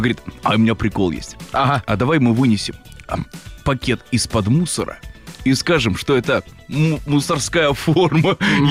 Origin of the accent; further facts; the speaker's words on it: Kaluga Oblast, Russia; я же из Калужской области